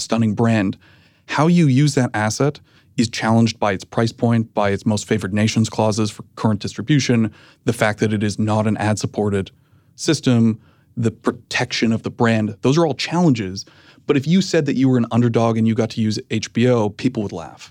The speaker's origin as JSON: {"language": "English", "country": "Canada", "moved": "as an adult", "lives_now": "United States", "said": "I'm Canadian. I had recently moved to the United States."}